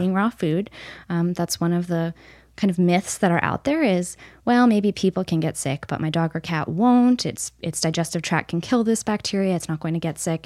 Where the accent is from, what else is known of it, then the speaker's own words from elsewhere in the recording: upstate New York, United States; moved away as an adult; also born or lived in Missouri; I grew up in New York State, kind of all over, but mostly upstate New York